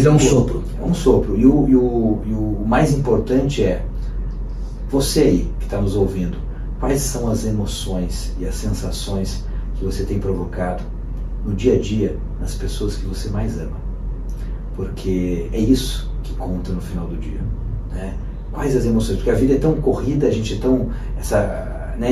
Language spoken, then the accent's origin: Portuguese; São Paulo, Brazil; nós que somos de São Paulo